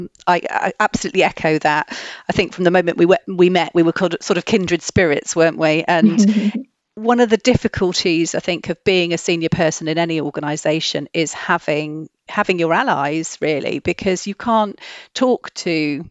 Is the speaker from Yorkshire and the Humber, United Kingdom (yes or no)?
no; Wales, United Kingdom; I grew up in Wales in a really small rural village.